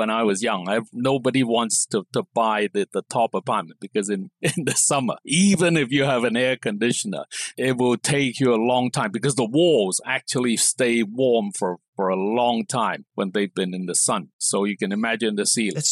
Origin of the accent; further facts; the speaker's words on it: Hong Kong; moved away as an adult; also born or lived in Europe; now in Beijing, China; in Hong Kong, we all live in apartment blocks